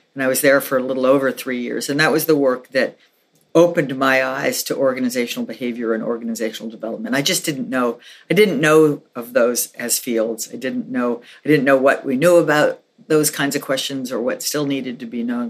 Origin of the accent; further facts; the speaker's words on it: New York City, New York, United States; moved away as an adult; also born or lived in Philadelphia / Santa Fe, New Mexico; I grew up in New York City, so we didn't in my family we didn't have a car